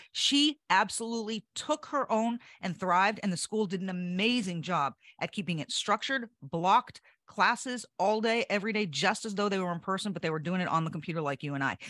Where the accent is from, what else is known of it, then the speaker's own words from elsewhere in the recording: Hampton, New Hampshire, United States; I'm from Hampton, New Hampshire